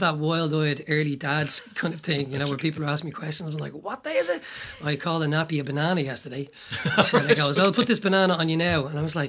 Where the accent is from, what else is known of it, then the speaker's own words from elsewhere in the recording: Dublin, Leinster, Ireland; I grew up in Talla.